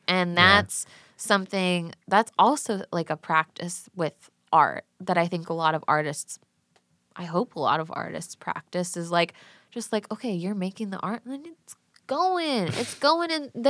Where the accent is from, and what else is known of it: Brookfield, Illinois, United States